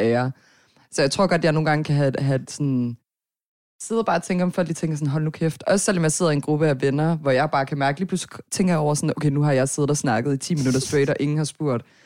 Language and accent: Danish; Herning, Central Denmark Region, Denmark; also born or lived in Nørrebro, Copenhagen; now in Copenhagen, Denmark; jeg er fra Herning